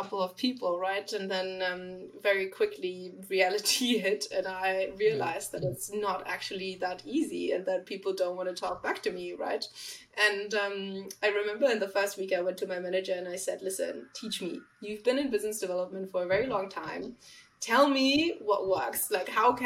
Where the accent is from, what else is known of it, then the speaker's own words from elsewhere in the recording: Germany; accent: German; English is a second language; moved away as an adult; now in London, United Kingdom; You probably caught onto my accent. I'm not from London. I am from Germany. I've been trying to get rid of this German little hit of accent in my English